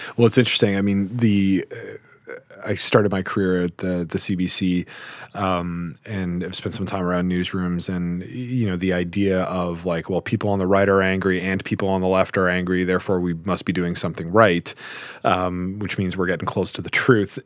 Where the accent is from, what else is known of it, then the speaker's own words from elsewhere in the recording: Guelph, Ontario, Canada; I'm from Guelph